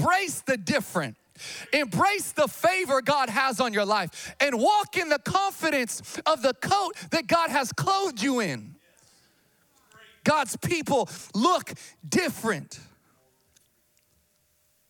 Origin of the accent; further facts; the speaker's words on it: Sacramento, California, United States; also born or lived in Missouri; I'm from Sacramento, born and raised. Grew up, you know, off of Calvine Road, Vintage Park